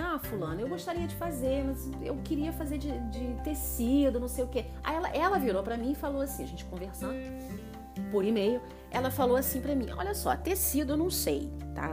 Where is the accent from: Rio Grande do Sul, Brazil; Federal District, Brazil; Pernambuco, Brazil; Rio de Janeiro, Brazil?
Rio de Janeiro, Brazil; Nova Friburgo; moved away as an adult; Eu sou de uma cidade é, pequena, muito bacana, do interior, do Rio de Janeiro, então eu sou fluminense, eu sou de Nova Friburgo